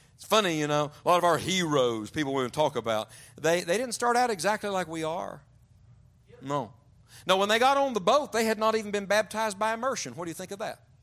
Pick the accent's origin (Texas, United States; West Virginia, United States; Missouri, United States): West Virginia, United States; I grew up in West Virginia.